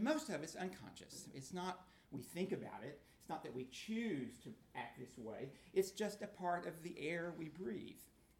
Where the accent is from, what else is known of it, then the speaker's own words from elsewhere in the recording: Oklahoma, United States; I grew up in Oklahoma